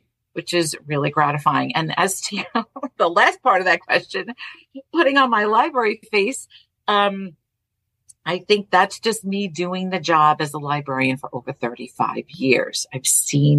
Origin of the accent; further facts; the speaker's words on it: New York City, New York, United States; accent: Brooklyn; The town that I grew up in Brooklyn, in Borough Park, was really a true melting pot